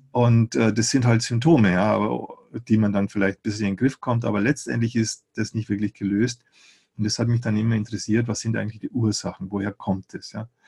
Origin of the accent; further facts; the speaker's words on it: Eichstätt, Bavaria, Germany; bei uns in Eichstätt, wo ich aufgewachsen bin